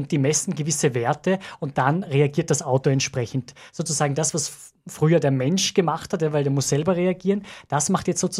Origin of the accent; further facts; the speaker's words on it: Austria; sind wir Österreicher da ein bisschen altfadrisch sozusagen, ist ein bisschen hin nach hinten geblieben